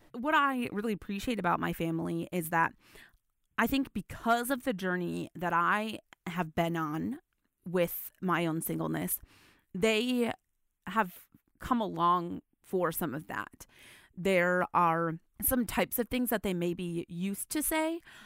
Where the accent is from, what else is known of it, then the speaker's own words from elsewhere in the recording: West Michigan, United States; I grew up in the West Michigan area.